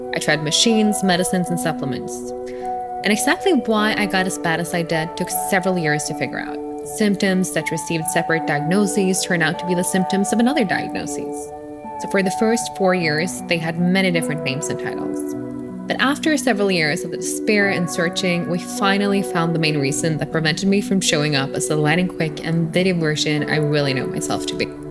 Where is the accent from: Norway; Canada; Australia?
Norway; Oslo; English is a second language; moved away as an adult; now in Lugano, Switzerland; I'm born and raised in Oslo, Norway, but I'm currently based in Lugano.